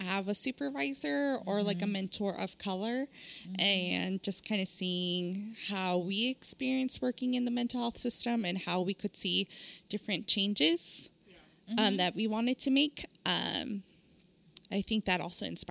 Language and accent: English; Southern California, United States; moved away as an adult; also born or lived in El Salvador (parents); now in Sacramento, United States; I'm originally from Southern California and I'm used to living in a Latino community and then moving up to Northern California